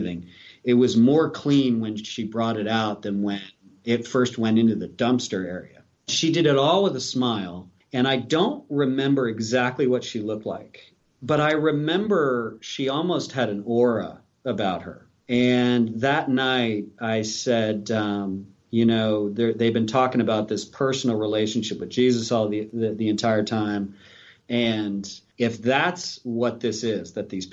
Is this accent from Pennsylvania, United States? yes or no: yes; Philadelphia, Pennsylvania, United States; moved away as an adult; also born or lived in Maryland / Tampa, Florida; I'm from Philadelphia